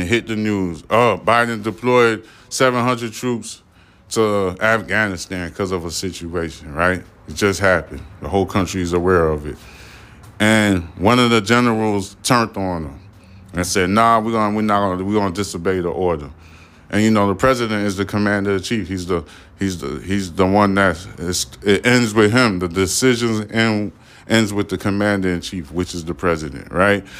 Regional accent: United States; I'm a American

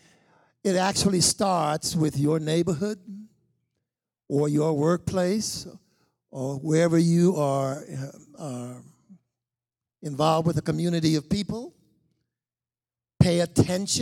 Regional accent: Charleston, South Carolina, United States; moved away as an adult; now in Charlotte, United States; a young kid growing up in Charleston, South Carolina, back in the 50s

